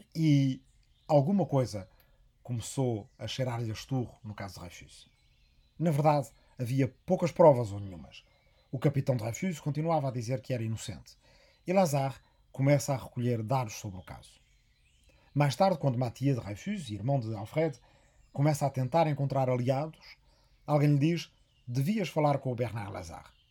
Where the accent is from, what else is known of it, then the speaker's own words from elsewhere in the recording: Arrifana, Ribatejo, Portugal; na minha aldeia de Arrifana, no Rimatejo